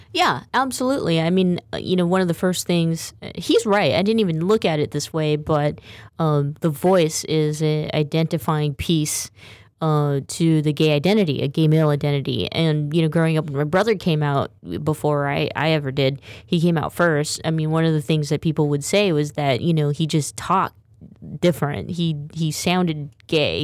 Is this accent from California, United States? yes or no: yes; Stockton, California, United States; growing up in Stockton